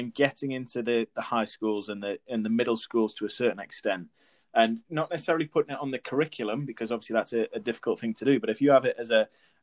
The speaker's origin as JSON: {"language": "English", "town": "Newcastle upon Tyne", "region": "North East England", "country": "United Kingdom", "said": "I'm originally from Newcastle, up in the northeast."}